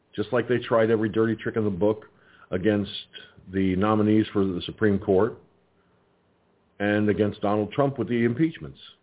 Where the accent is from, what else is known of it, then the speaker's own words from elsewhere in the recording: Peekskill, New York, United States; moved away; the Peekskill Field Library in my home there in my hometown